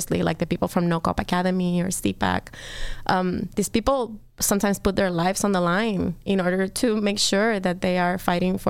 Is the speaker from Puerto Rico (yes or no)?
yes; Puerto Rico; now in Chicago, United States; I am from Puerto Rico